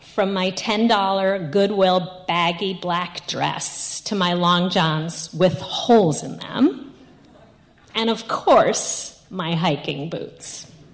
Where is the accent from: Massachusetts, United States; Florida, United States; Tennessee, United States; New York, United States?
New York, United States; I'm from New York